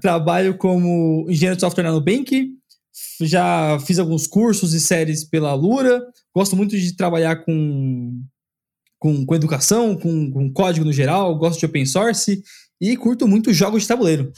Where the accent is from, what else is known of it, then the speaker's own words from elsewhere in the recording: São Paulo, Brazil; also born or lived in Vila Mariana, São Paulo; hoje eu tô morando na Vila Mariana, eu nasci e cresci lá na Zona Leste